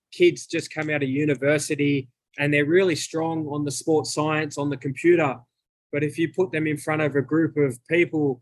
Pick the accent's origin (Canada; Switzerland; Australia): Australia; moved away as an adult; also born or lived in United States; And in America, my accent is different to the average American. So, and they're always giving me the Australian jokes of, you know, kangaroo